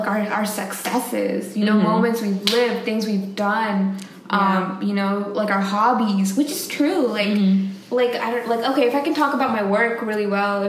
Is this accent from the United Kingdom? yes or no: no; United States; being Indian Americans